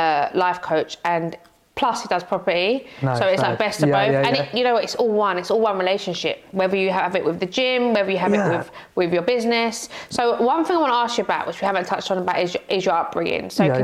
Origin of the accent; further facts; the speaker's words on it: London, United Kingdom; my first area I was brought up in Tottenham.